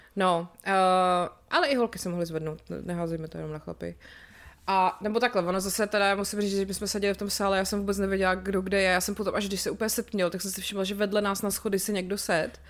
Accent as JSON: {"language": "Czech", "town": "České Budějovice", "region": "South Bohemian Region", "country": "Czechia", "tie": "born or raised there", "said": "jsem z Budějc, tak jsem tam vyrůstala"}